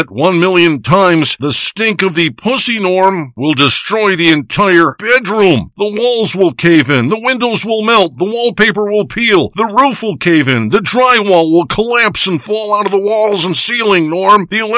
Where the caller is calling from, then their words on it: Big Bay, Michigan, United States; I'm calling you from Big Bay, Michigan.